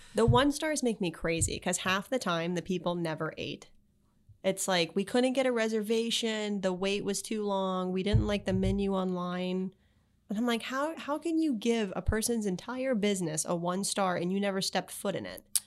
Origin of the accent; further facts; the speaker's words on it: Palm Beach, Florida, United States; also born or lived in Miami / Gainesville / Charlotte; I was born in Miami. I moved up here after Hurricane Andrew. So I really grew up in Palm Beach